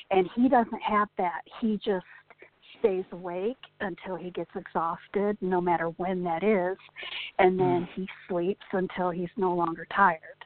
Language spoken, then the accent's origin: English; Indiana, United States; moved away as an adult; now in Kansas, United States; we're originally from Indiana. And then we moved to Kansas 7 years ago